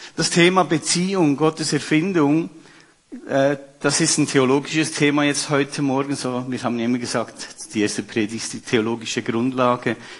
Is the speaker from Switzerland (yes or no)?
yes; Switzerland; bei uns in der Schweiz